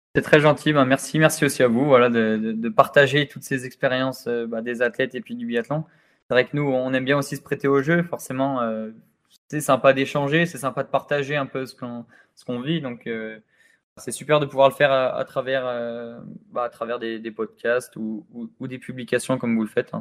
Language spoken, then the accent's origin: French; France; je suis né en France, j'ai grandi en France